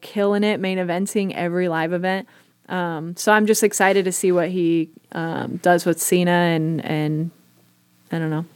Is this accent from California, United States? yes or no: yes; Bay Area, California, United States; moved away; I grew up in the Bay Area